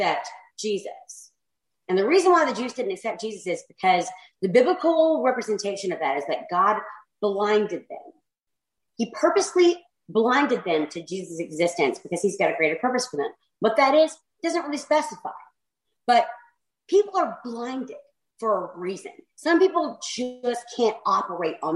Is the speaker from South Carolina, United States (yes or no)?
yes; South Carolina, United States; I'm Southern. I have to. I'm from South Carolina